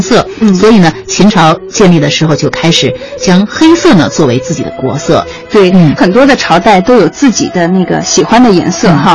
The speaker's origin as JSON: {"language": "Chinese", "country": "China", "said": "我们是炎黄子孙，皇帝呢更是我们中国人妇孺皆知的华夏民族的始祖"}